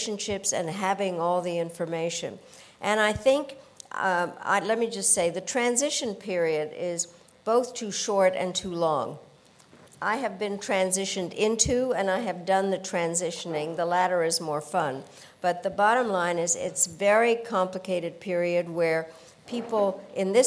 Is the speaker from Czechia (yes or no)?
yes; Czechia; now in United States; I was born in Czechoslovakia